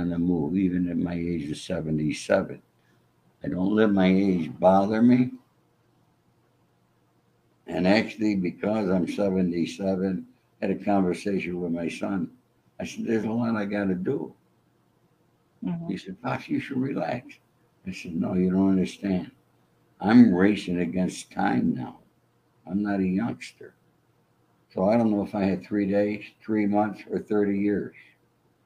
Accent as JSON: {"language": "English", "town": "New York City", "region": "New York", "country": "United States", "tie": "born or raised there", "said": "I was not a child like most of these kids in Brooklyn who were in the neighborhood"}